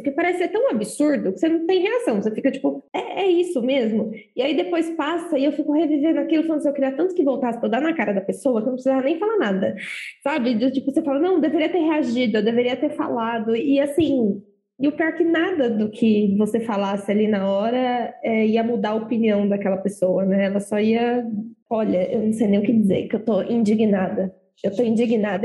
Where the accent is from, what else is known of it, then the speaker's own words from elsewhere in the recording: Osasco, São Paulo, Brazil; moved away as an adult; now in São Paulo, Brazil; eu sou de Osasco, hoje eu moro aqui na Avenida Burguesa Safada